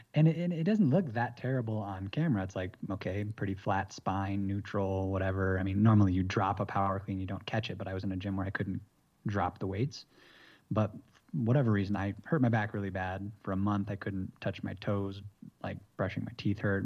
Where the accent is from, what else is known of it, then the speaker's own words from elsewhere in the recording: Michigan, United States; moved away as an adult; also born or lived in Massachusetts / San Diego; now in Bogota, Colombia; I was kinda raised in Michigan for most of my life